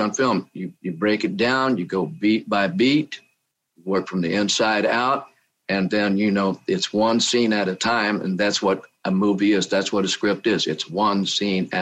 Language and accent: English; Oklahoma, United States; moved away as an adult; now in California, United States; I came from Oklahoma, and I just wanted to leave Oklahoma because I was a young boy